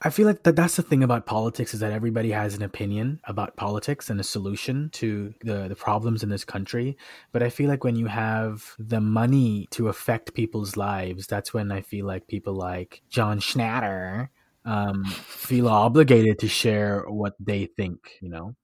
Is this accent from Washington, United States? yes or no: yes; Washington, United States; moved away as an adult; now in Atlanta, United States; I knew a lot about my my home state